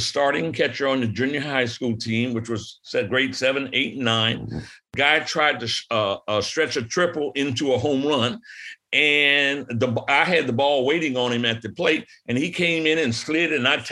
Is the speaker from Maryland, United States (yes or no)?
yes; Brandywine, Maryland, United States; also born or lived in Washington, D.C.; grew up in a little rural community, Brandywine, Maryland, about 30 miles south of Washington, D.C.